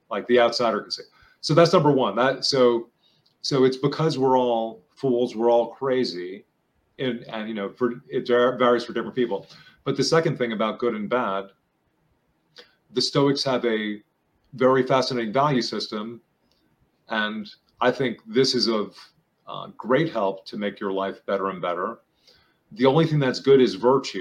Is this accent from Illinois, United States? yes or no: no; New York, United States; I'm from New York